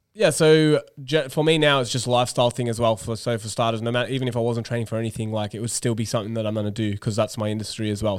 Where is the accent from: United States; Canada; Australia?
Australia; moved away; as an Australian teacher